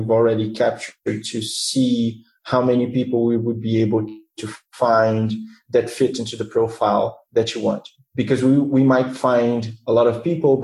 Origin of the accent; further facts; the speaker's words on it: Rio de Janeiro, Brazil; I was born and raised here in Rio